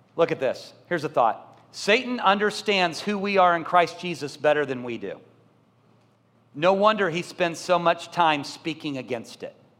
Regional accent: Columbia, Missouri, United States; moved away; I grew up in Columbia, Missouri

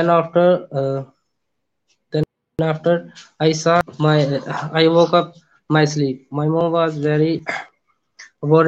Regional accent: Punjab, Pakistan; I'm from Punjab, Pakistan.

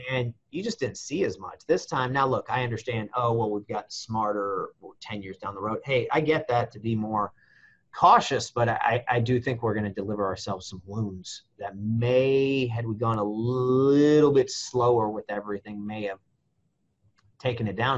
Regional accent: United States

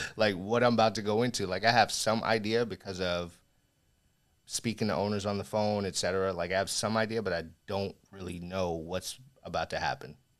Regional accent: Las Vegas, Nevada, United States; I grew up in Vegas

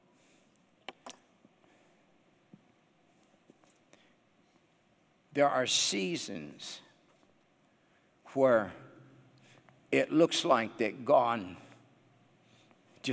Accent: the Northwest, Pacific Northwest, United States; moved away as an adult; now in Nashville, United States; And I was raised in the Northwest. I pastored in the Northwest.

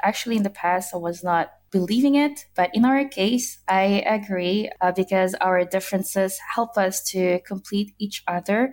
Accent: Brussels, Brussels-Capital Region, Belgium; I grew up in the capital city of Brussels, Belgium.

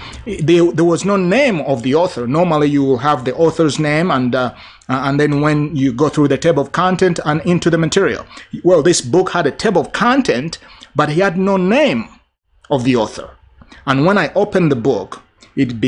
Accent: Uganda; moved away; my home country of Uganda, where I'm from originally

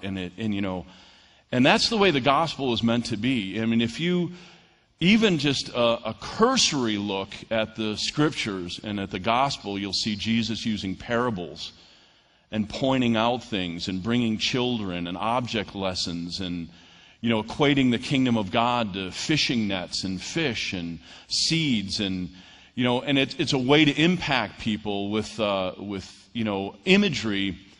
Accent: New York, United States; moved away; I'm from New York

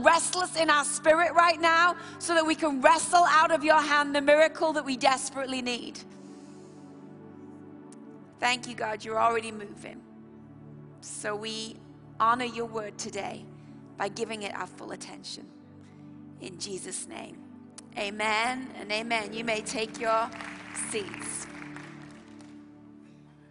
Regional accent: Bradford, Yorkshire and the Humber, United Kingdom; We're from Bradford

